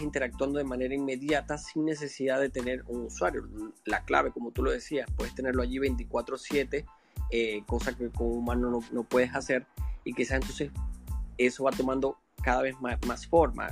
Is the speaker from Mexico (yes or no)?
no; Venezuela; moved away as an adult; now in Panama; soy venezolano, tengo siete años acá en Panamá